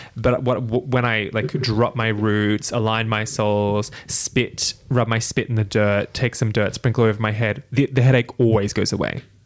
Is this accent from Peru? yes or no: no; Australia; white Australian of Irish and British heritage